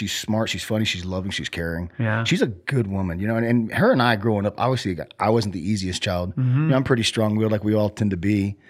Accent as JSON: {"language": "English", "town": "Cassville", "region": "Missouri", "country": "United States", "tie": "born there", "said": "So I was born in Missouri, Cassville, Missouri. It's like the southwest portion, you know?"}